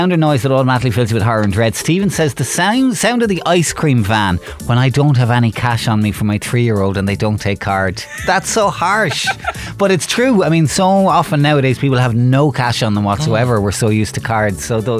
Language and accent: English; Waterford, Munster, Ireland; I'm from Waterford.